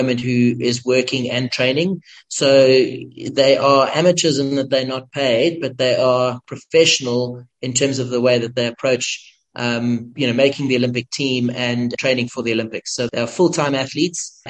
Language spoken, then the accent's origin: English; South Africa; as a South African